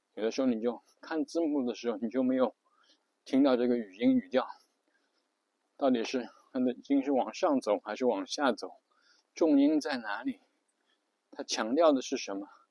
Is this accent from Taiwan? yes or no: no; China; 比如我们中国人就会觉得中文是世界上最美的语言